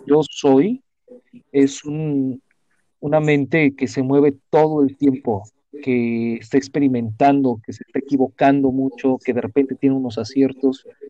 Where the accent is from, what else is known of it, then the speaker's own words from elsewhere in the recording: Mexico; soy mexicano, eh, bueno, nací en México, pero soy ciudadano del mundo